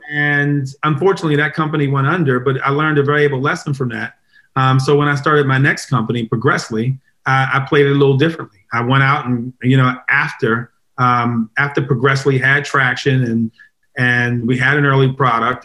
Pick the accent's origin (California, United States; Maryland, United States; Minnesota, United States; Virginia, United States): Maryland, United States; Baltimore; moved away; I'm originally from Baltimore